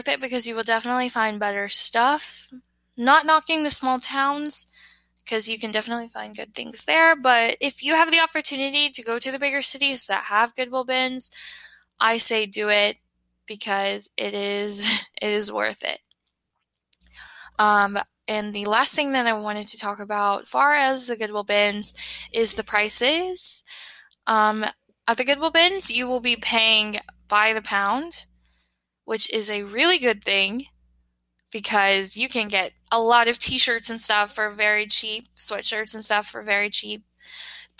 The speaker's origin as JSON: {"language": "English", "area": "near Nashville", "region": "Tennessee", "country": "United States", "tie": "born or raised there", "moved": "yes", "said": "It is near my hometown, so when I'm home, I tend to go there."}